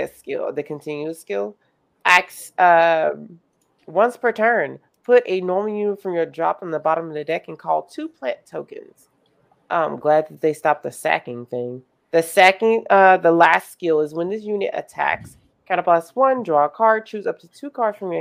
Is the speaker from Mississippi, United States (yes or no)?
yes; Mississippi, United States; growing up in Mississippi